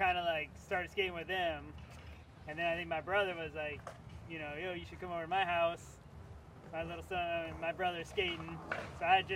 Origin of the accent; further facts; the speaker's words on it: Madison, Wisconsin, United States; moved away; growing up in Madison, being, like, a big college town.